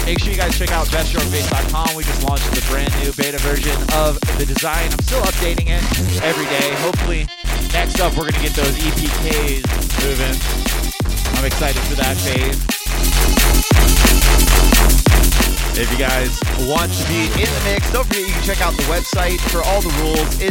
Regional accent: United States; I'm an American

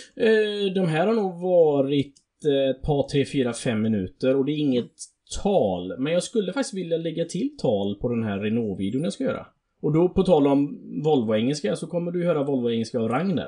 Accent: Alingsås, Västra Götaland, Sweden; accent: Alingsås English; sin egna Alingsås-engelska

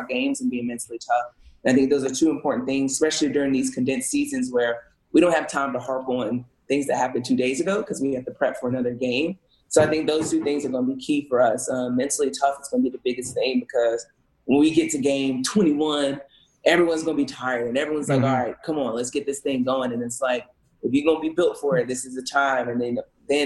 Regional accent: South Carolina, United States; we're just known to be a football state.

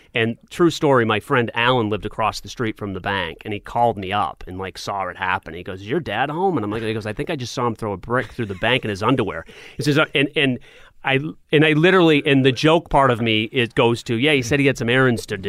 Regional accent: Portsmouth, New Hampshire, United States; when I was living in Portsmouth, I was going to elementary school there

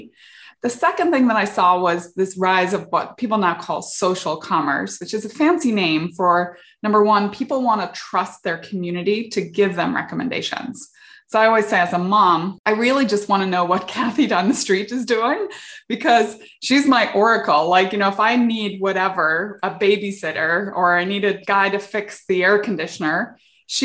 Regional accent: Northern Ireland, United Kingdom; moved away as an adult; also born or lived in England / South Africa / Silicon Valley; now in California, United States; I grew up in the UK. I grew up in Northern Ireland during the Troubles

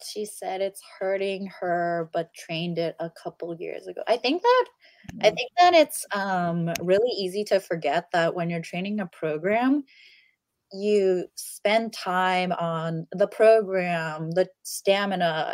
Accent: United States; as an American

